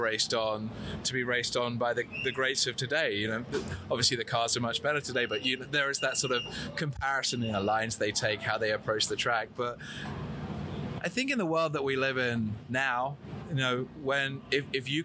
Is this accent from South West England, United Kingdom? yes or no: no; Godalming, South East England, United Kingdom; accent: English; moved away as an adult; now in United States; I'm from a small town called Godalming in Surrey